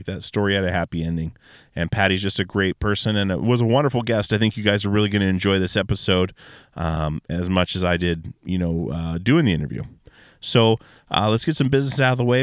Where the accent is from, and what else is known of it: Alaska, United States; born or raised there